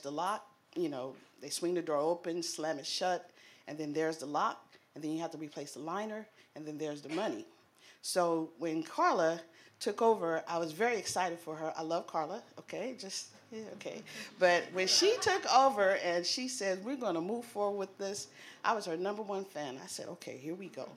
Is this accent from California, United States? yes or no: yes; San Francisco, California, United States; we're from San Francisco. I'm born and raised